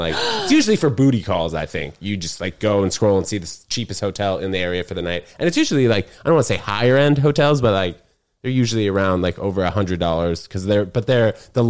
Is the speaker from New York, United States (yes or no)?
yes; New York City, New York, United States; also born or lived in New Brunswick, New Jersey / Connecticut; I was born in New Brunswick, New Jersey, lived there for 6 weeks, and then I moved to Manhattan.